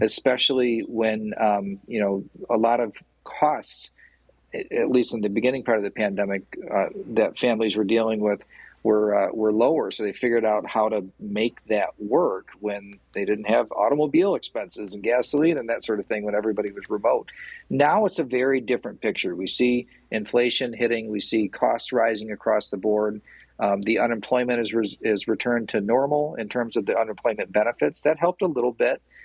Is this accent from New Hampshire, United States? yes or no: no; Portland, Michigan, United States; I'm from Portland. Like I know everybody in Portland